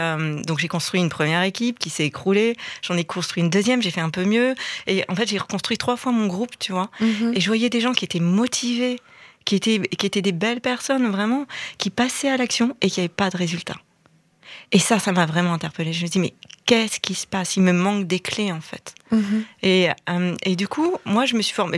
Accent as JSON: {"language": "French", "town": "Reims", "region": "Grand Est", "country": "France", "tie": "born or raised there", "moved": "as an adult", "said": "moi je suis de Reims en France, de quitter la ville dans laquelle j'avais grandi"}